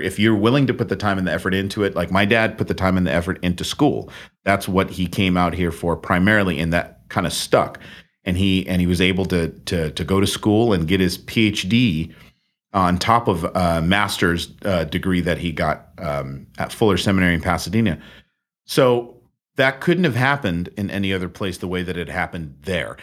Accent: Netherlands; now in California, United States; I come from the Netherlands.

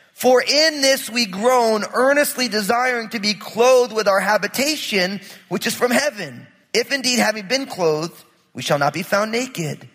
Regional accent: New Jersey, United States; I'm from New Jersey

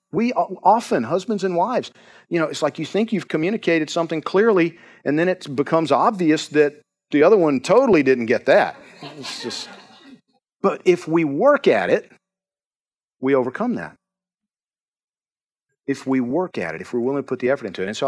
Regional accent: Georgia, United States; I'm from Georgia

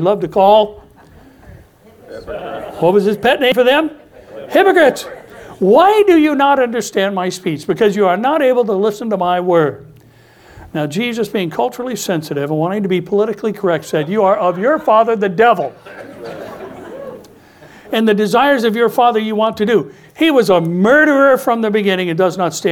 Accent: United States; American Christians

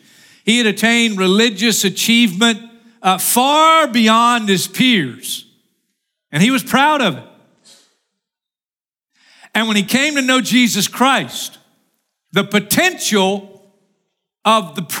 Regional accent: Florida, United States; I'm from Florida, and I'm in stupid cold

